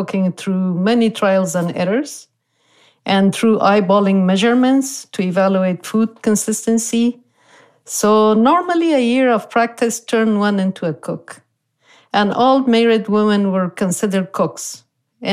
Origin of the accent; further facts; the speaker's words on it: Kabul, Afghanistan; moved away as an adult; also born or lived in Beirut, Lebanon; now in Moreno Valley, United States; I grew up in Kabul, the capital city